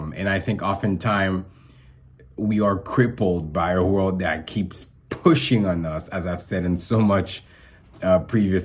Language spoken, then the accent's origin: English; Haiti; I was born in Haiti